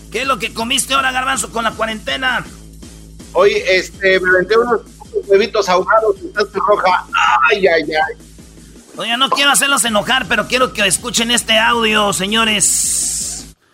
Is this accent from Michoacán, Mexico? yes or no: yes; Michoacán, Mexico; also born or lived in Mexico City; mamá es de Michoacán, todos mis hermanos. Nomás vino un día aquí al DF y pues me tuvo, pero yo pues me siento michoacano y soy michoacano.